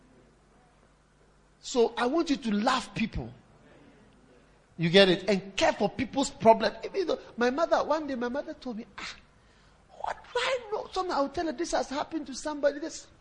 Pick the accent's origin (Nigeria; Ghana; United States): Ghana; now in South Africa; I'm from Ghana